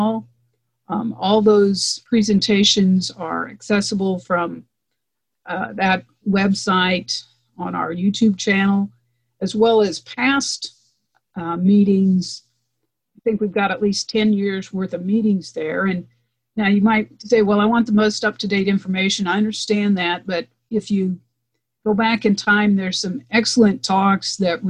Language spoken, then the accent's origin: English; Eastern Nebraska, United States; I grew up in Eastern Nebraska